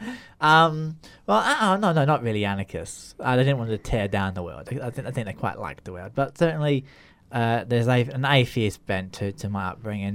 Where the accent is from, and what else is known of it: Grimsby, Yorkshire and the Humber, United Kingdom; born or raised there; also born or lived in Australia